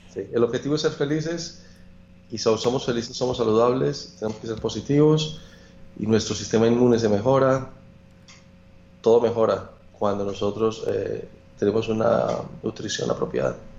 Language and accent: Spanish; Manizales, Caldas, Colombia; moved away; Yo soy de Manizales, de las montañas